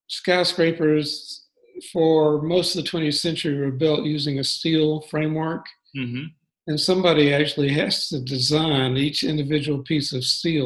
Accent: Birmingham, Alabama, United States; moved away as an adult; also born or lived in Gainesville, Florida; now in Atlanta, United States; I grew up in Birmingham, Alabama.

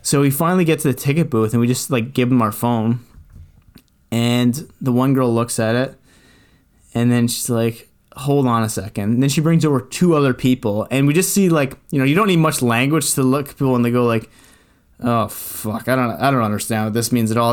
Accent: Canada; we're Canadian

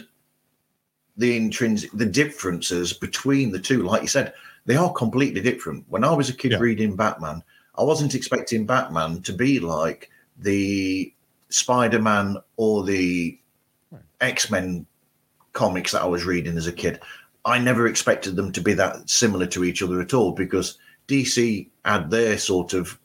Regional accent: United Kingdom; as a Brit

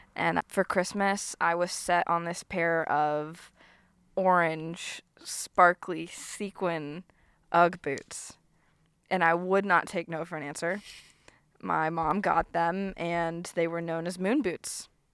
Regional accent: Florida Panhandle, United States; I was raised in the Panhandle

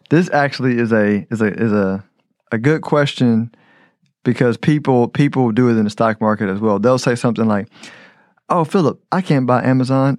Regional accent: United States; I'm American

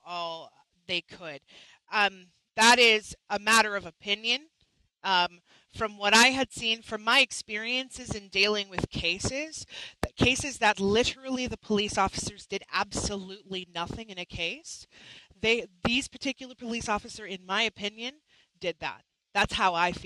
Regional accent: Canada; I'm a Canadian. I'm not American

